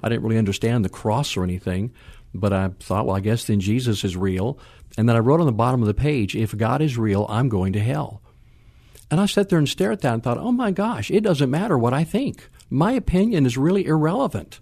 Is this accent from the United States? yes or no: yes; West Coast, United States; now in San Antonio, United States; born on the East Coast, raised on the West Coast